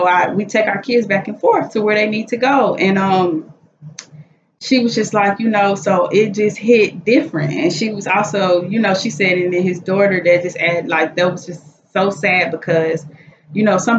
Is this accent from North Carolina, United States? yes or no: no; Chicago, Illinois, United States; we're from Chicago